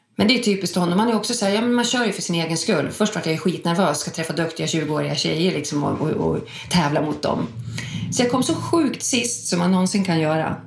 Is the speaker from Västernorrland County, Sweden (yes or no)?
yes; Sundsvall, Västernorrland County, Sweden; moved away as an adult; now in Stockholm, Sweden; Jag kommer från Sundsvall, flyttade till Stockholm 94.